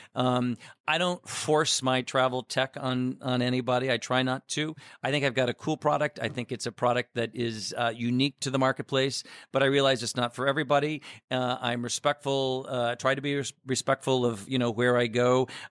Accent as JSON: {"language": "English", "town": "Chicago", "region": "Illinois", "country": "United States", "said": "I'm in Chicago, our home base. Uh, you know, I'm a Chicagoan"}